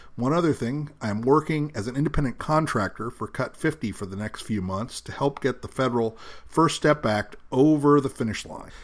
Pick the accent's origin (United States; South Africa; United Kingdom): United States; New York City, New York; I was born in New York City myself